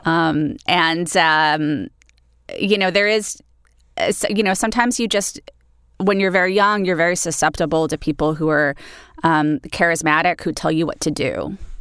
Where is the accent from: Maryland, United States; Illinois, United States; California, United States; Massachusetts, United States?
California, United States; Los Angeles; I grew up in Los Angeles in the eighties